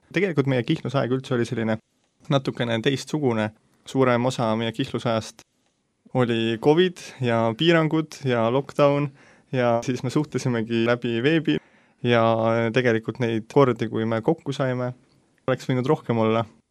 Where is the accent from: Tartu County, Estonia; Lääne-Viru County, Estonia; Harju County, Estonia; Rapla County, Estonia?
Harju County, Estonia; Tallinn; sündinud, kasvanud Tallinnas ja siiamaani elan Tallinnas